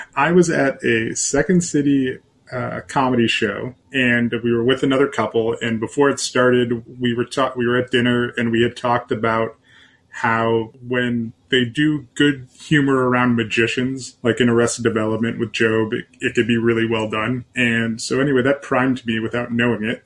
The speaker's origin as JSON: {"language": "English", "town": "Canton", "region": "Ohio", "country": "United States", "tie": "born or raised there", "said": "my hometown of Canton, Ohio"}